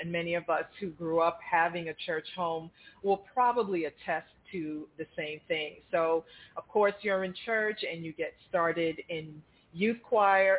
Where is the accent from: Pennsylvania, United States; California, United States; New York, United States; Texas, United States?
New York, United States; Brooklyn; moved away as an adult; also born or lived in Long Island, New York; now in Boca Raton, United States; I'm transplanted from New York, grew up in Brooklyn, lived in Long Island most of my life